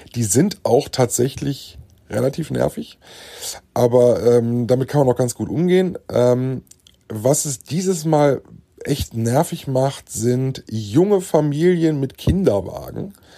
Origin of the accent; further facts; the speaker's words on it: Germany; bei uns in Deutschland